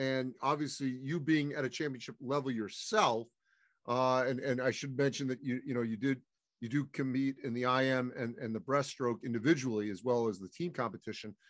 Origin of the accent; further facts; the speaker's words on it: East Coast, United States; moved away; also born or lived in the American West (Utah); I grew up on the East Coast, lived out west for many years